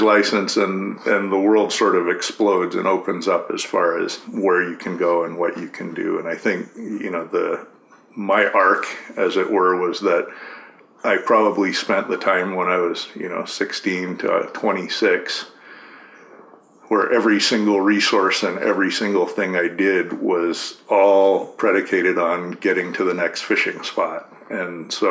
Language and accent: English; Corvallis, Oregon, United States; I grew up in Corvallis, Oregon. So Western Oregon